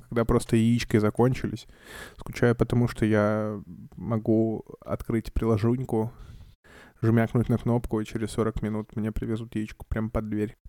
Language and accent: Russian; Kamchatka Krai, Russia; moved away; also born or lived in Saint Petersburg; я с Камчатки